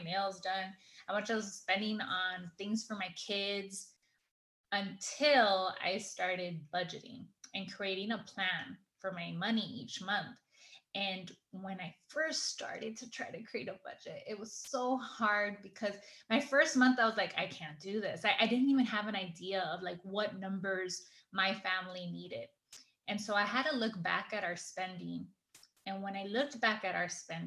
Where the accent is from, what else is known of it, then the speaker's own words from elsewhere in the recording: Los Angeles, California, United States; I grew up in Echo Park